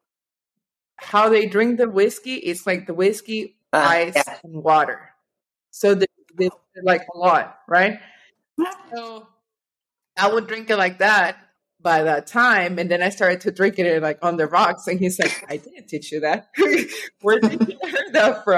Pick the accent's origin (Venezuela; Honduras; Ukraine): Venezuela; moved away as an adult; also born or lived in Norway / Miami / North Carolina; now in United States; growing up in Venezuela